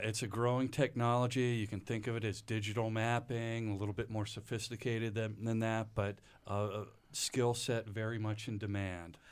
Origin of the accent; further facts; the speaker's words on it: Reading, Pennsylvania, United States; moved away; I grew up outside of Redding, Pennsylvania, which is about an hour, hour and a half northwest of Philadelphia, the so-called Pennsylvania Dutch country.